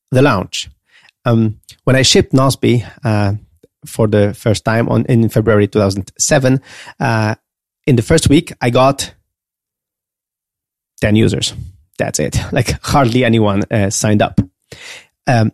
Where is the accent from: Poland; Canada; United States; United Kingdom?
Poland; I was a nobody from Poland